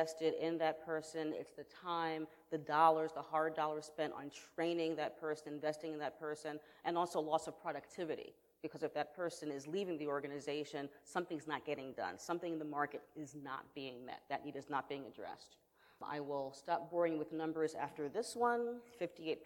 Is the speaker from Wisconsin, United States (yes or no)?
no; New York, United States; I'm from New York